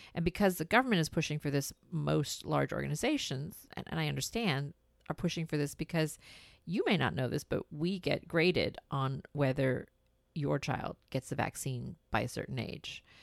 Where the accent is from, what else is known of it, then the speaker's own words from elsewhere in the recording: India; moved away; We're from India